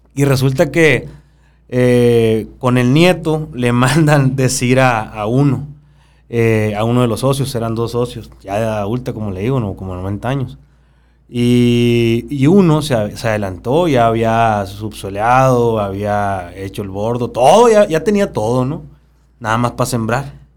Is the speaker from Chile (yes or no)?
no; Babiácora, Sonora, Mexico; yo vengo de Babiácora